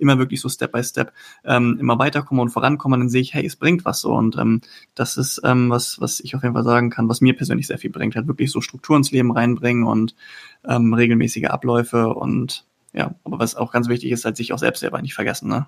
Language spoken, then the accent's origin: German; Husum, Schleswig-Holstein, Germany; moved away as an adult; now in Cologne, Germany; von meiner Heimat, ähm, ich komme aus Husum, also von der Nordsee, dann halt 600 mhm. Kilometer runter nach Köln gezogen